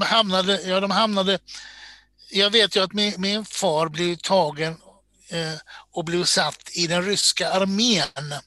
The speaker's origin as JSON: {"language": "Swedish", "town": "Borås", "region": "Västra Götaland", "country": "Sweden", "tie": "born or raised there", "moved": "as an adult", "lives_now": "Stockholm, Sweden", "said": "Född och uppvuxen i Borås"}